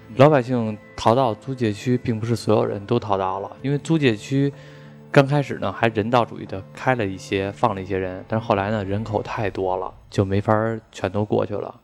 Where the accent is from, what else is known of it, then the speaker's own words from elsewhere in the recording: Beijing suburbs, China; 其实我是北京的，但是我也是北京郊区的